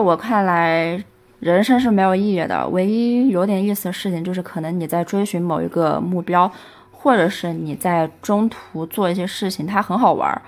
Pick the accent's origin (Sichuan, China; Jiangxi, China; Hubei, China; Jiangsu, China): Sichuan, China; Chengdu; 后来呢，我又是在成都的一个区带大，然后跟爷爷奶奶在一起